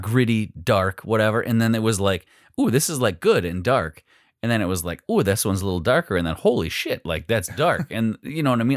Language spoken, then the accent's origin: English; Phillips, United States; growing up in Phillips